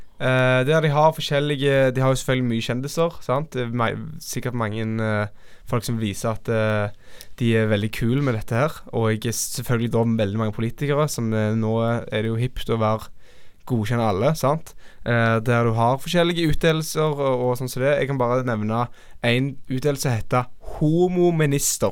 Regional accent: Norway; meg som nordmann

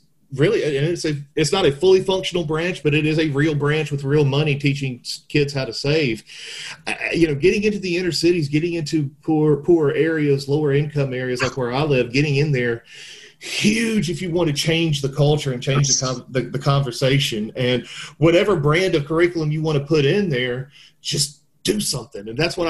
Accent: the South, United States; You're from Memphis, we're from the South, we can use expressions like that.

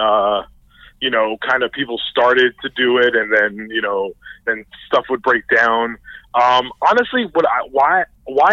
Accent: New York City, New York, United States; moved away; also born or lived in New Jersey; I grew up in the Bronx in a predominantly black neighborhood

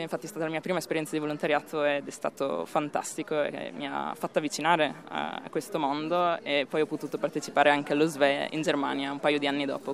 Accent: Italy; moved away as an adult; now in Slovenia; vivere di nuovo nel mio paese

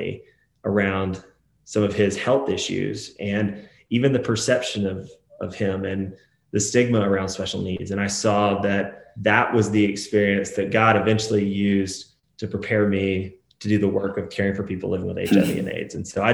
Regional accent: Atlanta, Georgia, United States; also born or lived in Nashville, Tennessee; I grew up in Atlanta, Georgia.

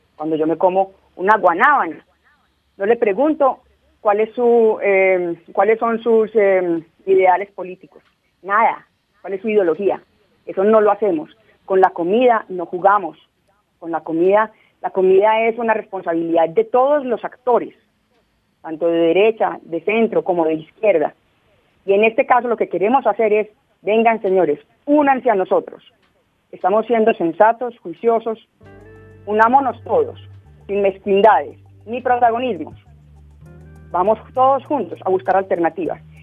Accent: Colombia; somos miles de campesinos en Colombia

